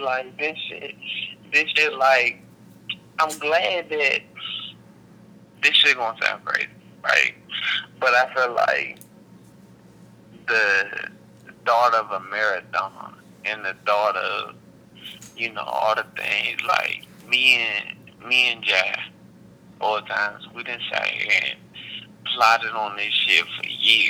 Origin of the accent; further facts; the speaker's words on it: Wichita, Kansas, United States; born there; like I was born in Wichita and don't know nobody in Wichita.